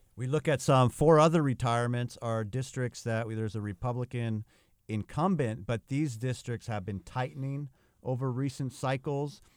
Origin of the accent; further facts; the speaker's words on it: California, United States; California, my home state